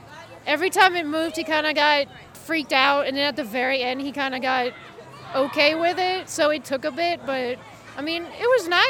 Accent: New Orleans, Louisiana, United States; moved away as an adult; now in Collinsville, United States; I'm originally from New Orleans, actually. We just moved up here.

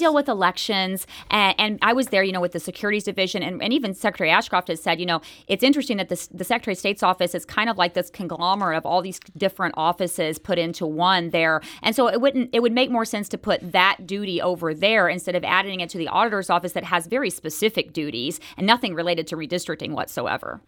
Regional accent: Enid, Oklahoma, United States; moved away as an adult; also born or lived in Texas / Florida / Iowa; I grew up in Oklahoma

